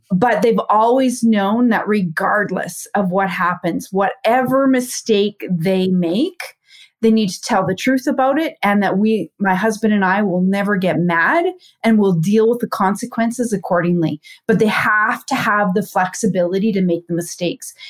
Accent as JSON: {"language": "English", "region": "Saskatchewan", "country": "Canada", "tie": "born or raised there", "said": "I'm from Canada, born and raised in a small town in Saskatchewan"}